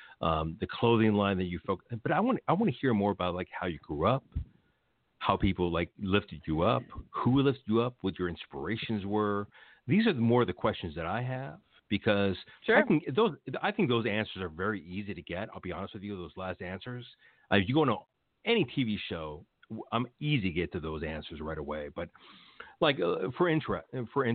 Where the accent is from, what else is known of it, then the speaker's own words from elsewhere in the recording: Los Angeles, California, United States; I grew up in Los Angeles, and I grew up near the Fashion Institute here in Echo Park downtown